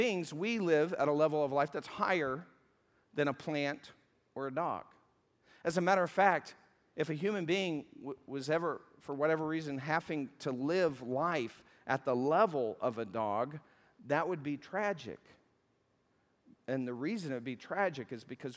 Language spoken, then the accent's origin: English; the South, United States; I'm from the South